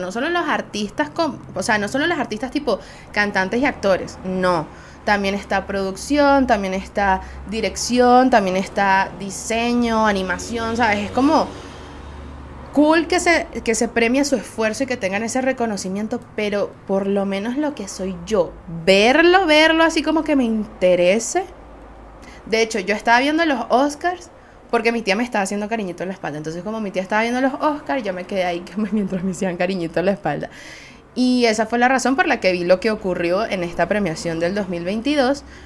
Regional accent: Venezuela; Soy una jeva de Venezuela

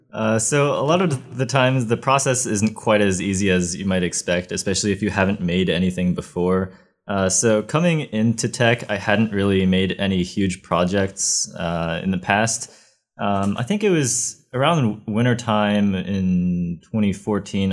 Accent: Ohio, United States; moved away as an adult; I come from Ohio, where it's not nearly as hot

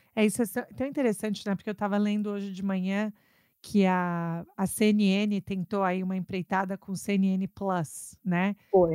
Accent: São Paulo, Brazil; moved away as an adult; also born or lived in New York; now in Massachusetts, United States; São Paulo, de onde eu sou

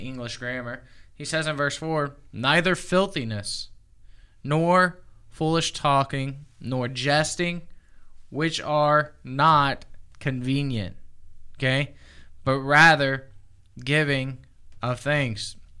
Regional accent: the South, United States; I'm from the South

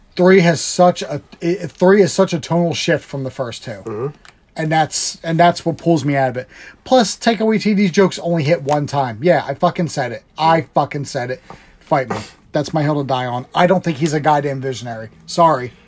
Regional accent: United States; I'm American

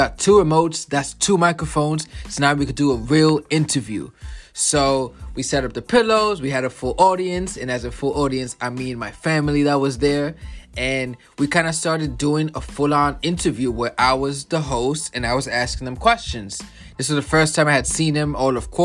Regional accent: New York City, New York, United States; now in New Jersey, United States; I am from the Bronx. That's where I grew up

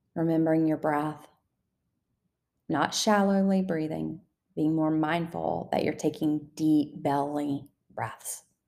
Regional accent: the South, Southern United States, United States; accent: Southern; I used to hold myself back so much because of my Southern accent.

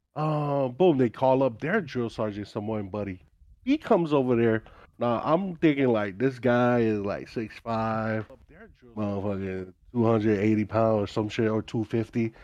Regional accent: Hawaii, United States; moved away as an adult; I grew up in Hawaii

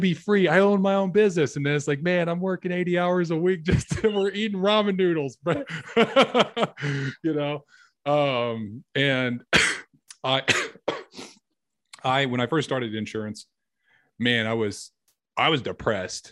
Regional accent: Clarksville, United States; now in Dallas, United States; I live in outside Dallas, and I'm from Clarksville, where my family's from

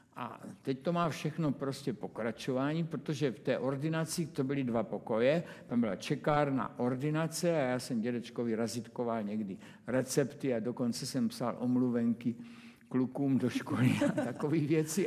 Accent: Brno, South Moravian Region, Czechia; když jsem se narodil, tak prostě jsem bydlel celou dobu na Dimitrovově

